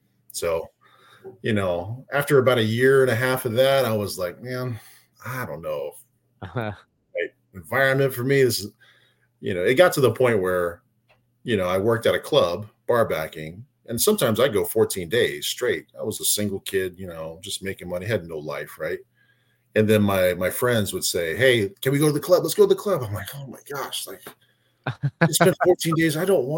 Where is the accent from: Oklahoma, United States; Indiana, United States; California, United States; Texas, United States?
Oklahoma, United States; also born or lived in Florida; So I originally grew up, I was born in Florida and grew up between Florida and Oklahoma and going back and forth there. Spent most of high school in Oklahoma, did a year in Florida.